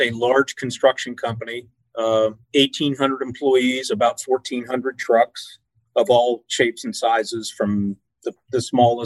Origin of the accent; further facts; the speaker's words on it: York, Pennsylvania, United States; I am from York, Pennsylvania